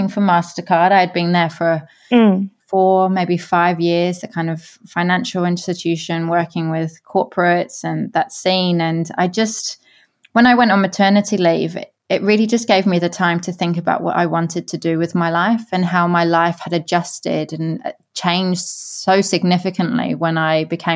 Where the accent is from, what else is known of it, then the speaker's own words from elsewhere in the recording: England, United Kingdom; moved away as an adult; also born or lived in Newcastle; now in New Zealand; I grew up in England with an Irish mother